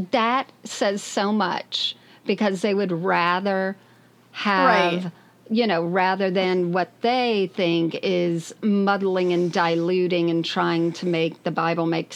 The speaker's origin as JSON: {"language": "English", "country": "United States", "also_born_or_lived": "Australia", "accent": "American", "said": "my American accent"}